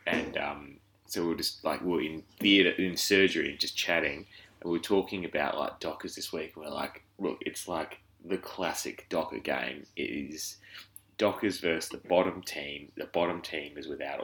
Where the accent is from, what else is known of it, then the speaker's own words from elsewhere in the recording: Perth, Western Australia, Australia; I was from Perth